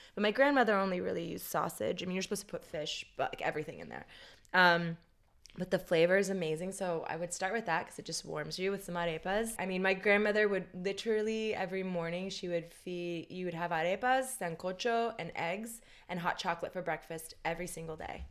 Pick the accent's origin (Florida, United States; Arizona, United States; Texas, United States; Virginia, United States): Florida, United States; Tampa; also born or lived in New York; now in Los Angeles, United States; I grew up in Tampa, Florida